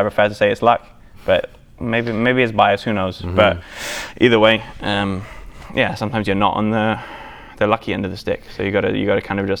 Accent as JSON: {"language": "English", "region": "England", "country": "United Kingdom", "tie": "born there", "said": "But well, I've also got the European blood in me. You know, I'm English."}